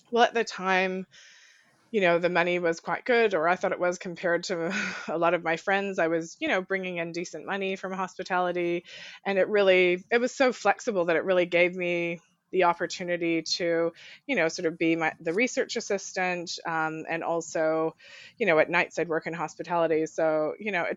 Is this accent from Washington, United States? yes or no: no; Colorado, United States; born or raised there; also born or lived in New Zealand